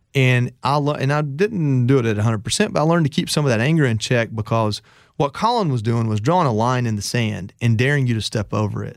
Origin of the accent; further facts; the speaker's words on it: Georgia, United States; I come from Georgia